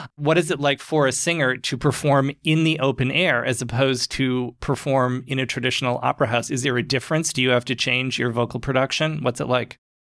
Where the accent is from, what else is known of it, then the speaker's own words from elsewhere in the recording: Maine, United States; we are from Maine.